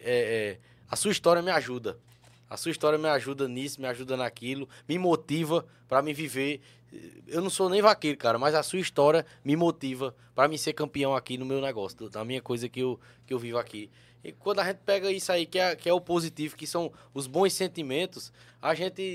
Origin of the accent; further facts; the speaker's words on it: interior of Paraíba, Brazil; eu sou do interior da Paraíba